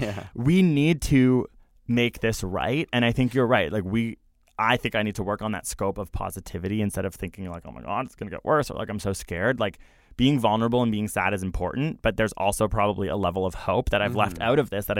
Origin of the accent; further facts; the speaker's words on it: Canada; We're Canadian.